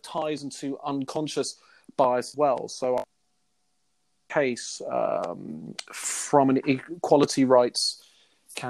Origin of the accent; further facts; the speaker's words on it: London, United Kingdom; I'm from London